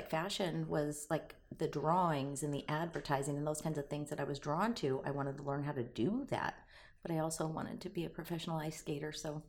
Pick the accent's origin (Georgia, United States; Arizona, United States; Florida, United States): Arizona, United States; also born or lived in San Diego, California; I was born in San Diego. My dad was a Navy guy, and then raised in Arizona, which was, you know, the Valley of the Sun.